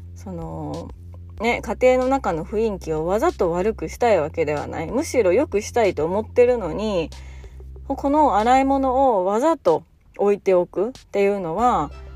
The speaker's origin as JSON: {"language": "Japanese", "region": "Fukui", "country": "Japan", "tie": "born or raised there", "moved": "yes", "said": "私の実家の近くのあの陶芸教室"}